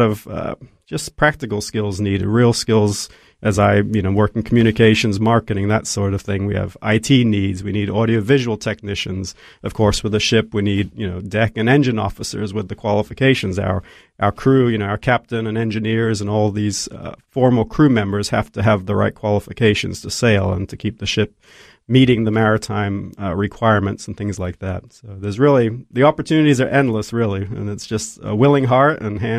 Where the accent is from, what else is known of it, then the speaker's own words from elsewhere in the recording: Côte d’Ivoire; Mom and Dad are Aussies, and I was actually born and raised in Ivory Coast in West Africa.